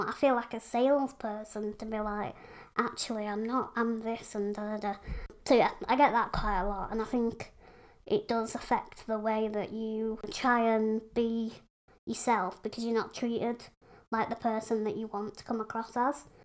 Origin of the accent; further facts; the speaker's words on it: Pontefract, Yorkshire and the Humber, United Kingdom; I live in Yorkshire, West Yorkshire, in a little town called Pontefract.